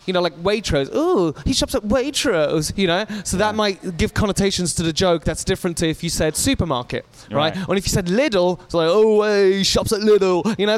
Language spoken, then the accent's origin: English; England, United Kingdom; accent: English; that works quite well in America because they have the connotations of the English accent being, uh, you know, we're all quite smart here because they watch Downton Abbey, but they don't know any of our football hooligans.